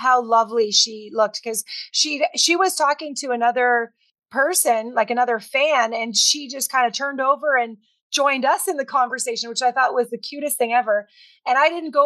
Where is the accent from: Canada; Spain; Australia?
Canada; I'm Canadian